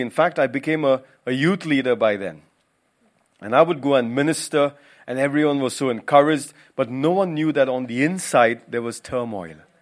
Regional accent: Mumbai, Maharashtra, India; moved away as an adult; also born or lived in Goa; now in United Kingdom; I'm from Goa originally, but spent most of my life in Mumbai

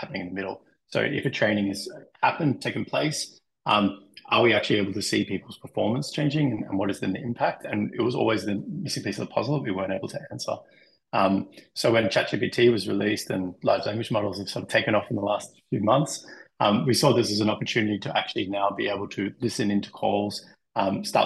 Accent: Australia; moved away as an adult; also born or lived in Denmark; now in Germany; I'm also Australian, now living in Germany, previously in Denmark

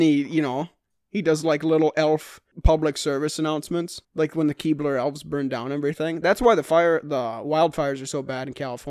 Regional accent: India; Correct. As Indian people.

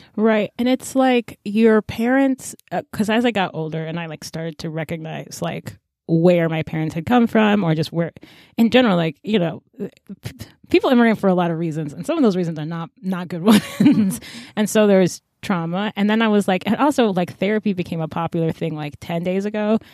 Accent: United States; I was born in America

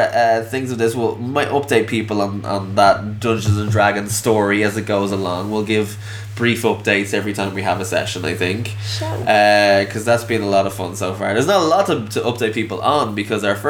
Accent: Ireland; I'm an Irish man

